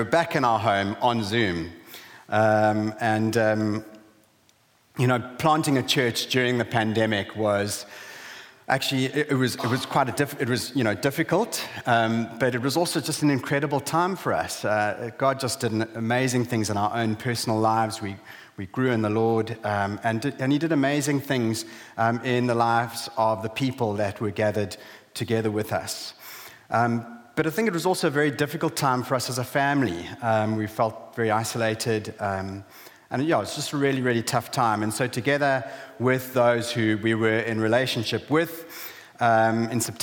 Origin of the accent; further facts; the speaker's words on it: South Africa; moved away as an adult; also born or lived in Zambia; now in Hull, United Kingdom; We're originally from South Africa, and in 2009 we moved from South Africa to Zambia